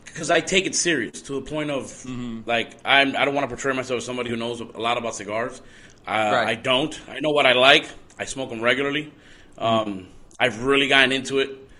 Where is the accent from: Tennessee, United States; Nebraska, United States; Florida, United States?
Florida, United States; Miami; born and raised Miami, Florida